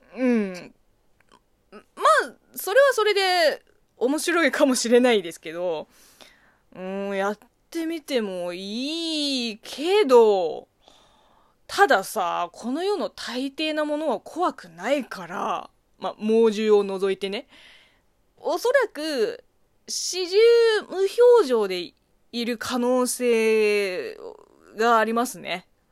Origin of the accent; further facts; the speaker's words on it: China; Japanese is a second language; moved away; 国生まれ、中国育ちの私